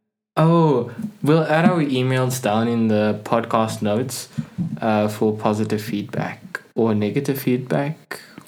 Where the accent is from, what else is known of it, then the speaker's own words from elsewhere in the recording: South Africa; I'm from South Africa.